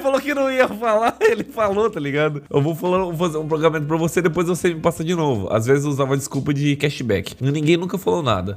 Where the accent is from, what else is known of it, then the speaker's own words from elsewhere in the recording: Mato Grosso, Brazil; moved away; sou de Mato Grosso